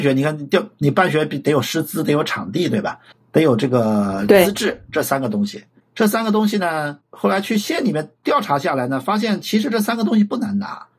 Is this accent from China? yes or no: yes; Anhui, China; 我老家是在安徽。